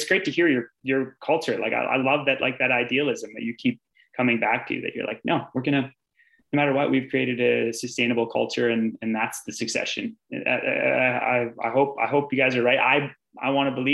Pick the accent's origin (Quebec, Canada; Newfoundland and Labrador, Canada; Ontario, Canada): Ontario, Canada; Sudbury; moved away as an adult; also born or lived in Canmore, Alberta; I grew up in Sudbury, Ontario